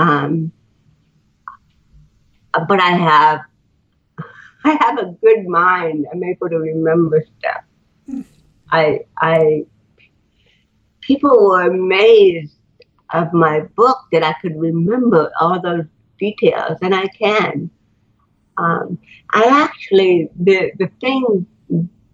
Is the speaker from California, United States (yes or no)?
yes; Fullerton, California, United States; also born or lived in Buffalo / Lancaster / Garden Grove; we moved from Buffalo to Lancaster to Garden Grove to Fullerton, but I spent most of my childhood in Fullerton, probably 13 years without moving again